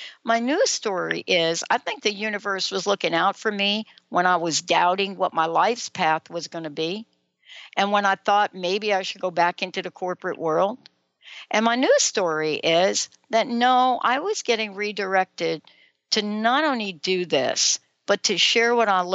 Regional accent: New York City, New York, United States; accent: New York; I grew up as a kid in the Bronx, New York. Can you still hear a little bit of my New York accent there, Dr. Carl?

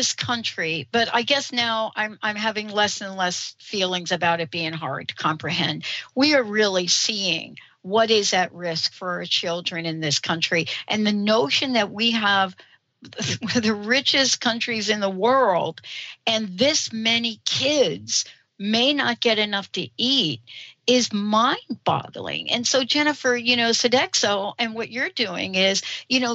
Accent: East Coast, United States; moved away; also born or lived in New York, New Jersey area; I grew up on the East Coast.

